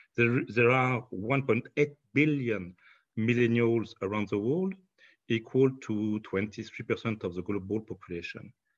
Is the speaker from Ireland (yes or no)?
no; France; accent: French; English is a second language; my French accent